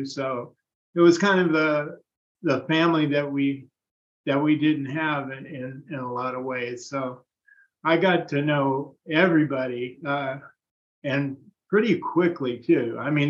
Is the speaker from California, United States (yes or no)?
yes; Vallejo, California, United States; also born or lived in San Francisco; Right. Yeah, I was from Vallejo. I didn't meet Michael until I'd moved to San Francisco.